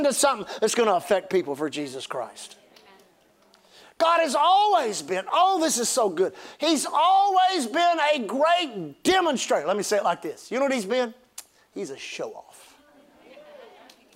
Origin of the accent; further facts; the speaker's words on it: Gulf Coast, United States; I grew up on the Gulf Coast